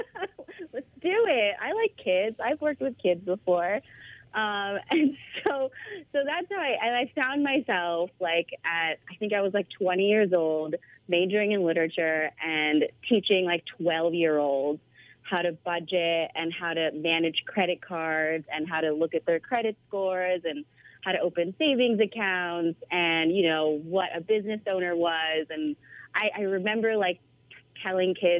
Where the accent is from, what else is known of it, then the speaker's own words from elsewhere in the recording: Bay Area, California, United States; also born or lived in Philippines; I grew up in the Bay Area in California, but I was born in the Philippines, and I moved here when I was 2